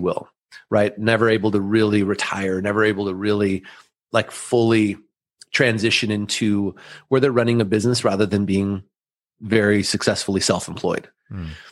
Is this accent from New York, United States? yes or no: no; Southern California, United States; first language German; English is a second language; I'm the firstborn of immigrant parents from Austria that moved here in the late 70s. And I grew up here in Southern California